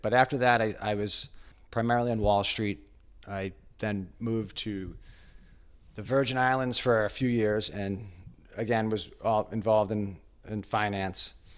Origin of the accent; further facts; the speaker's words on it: Hanover, Massachusetts, United States; moved away as an adult; now in Westwood, United States; I grew up in Hanover, Massachusetts